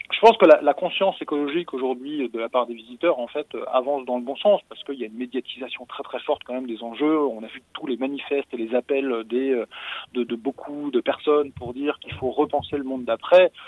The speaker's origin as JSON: {"language": "French", "country": "France", "said": "chez nous en France"}